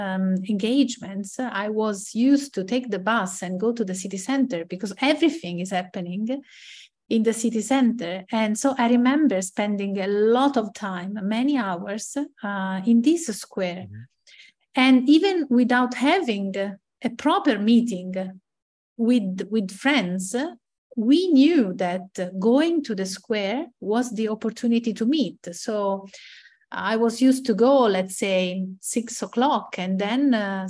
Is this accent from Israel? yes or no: no; Ascoli Piceno, Marche, Italy; moved away as an adult; also born or lived in Bologna; I was used to live in my hometown, Ascoli Piceno